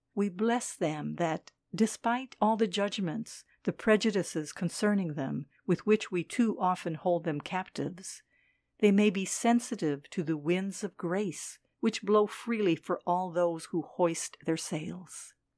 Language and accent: English; Switzerland; moved away as an adult; also born or lived in Dakar, Senegal; in my home country, Switzerland